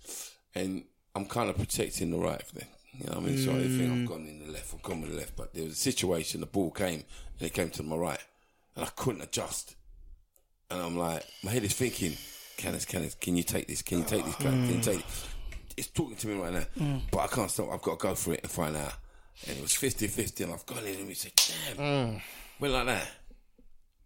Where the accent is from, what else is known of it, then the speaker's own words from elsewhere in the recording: Southall, London, United Kingdom; I grew up in Southall, in Middlesex